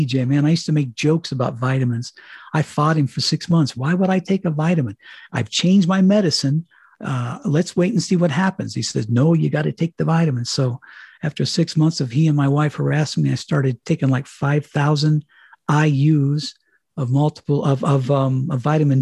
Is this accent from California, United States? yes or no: no; Colorado, United States; moved away as an adult; also born or lived in Miami; I was in Colorado living in my hometown. I came home here because I figured my high school friends were still in town